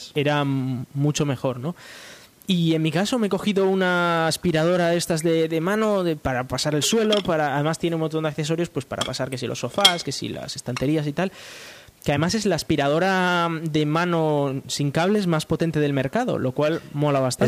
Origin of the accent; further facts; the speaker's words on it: Spain; en España pues eh, tenemos ahora una empresa